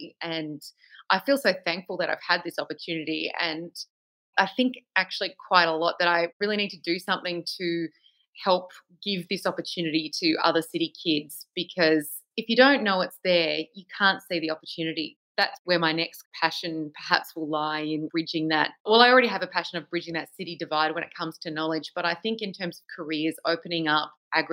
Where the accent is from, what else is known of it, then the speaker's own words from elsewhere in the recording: Penrith, New South Wales, Australia; moved away as an adult; also born or lived in Melbourne; now in Koroit, Australia; I grew up in Penrith, which is part of Sydney